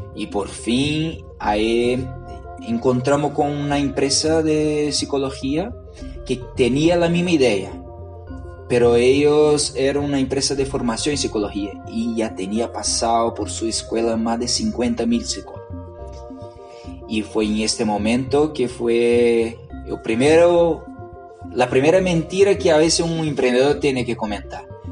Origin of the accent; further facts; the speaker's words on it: Brazil; Spanish is a second language; moved away as an adult; now in Chile; yo vengo de Brasil.